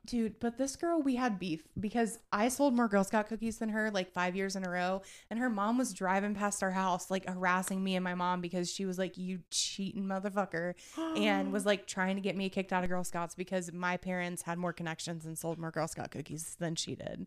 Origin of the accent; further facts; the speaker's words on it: Eaton, Ohio, United States; I'm from Eaton, Ohio